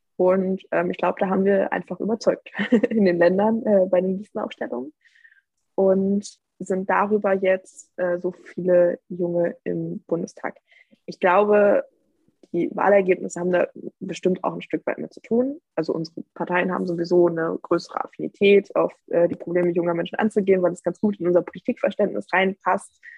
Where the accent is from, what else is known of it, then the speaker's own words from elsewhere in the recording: Moringen, Lower Saxony, Germany; in meiner ja, Heimatgemeinde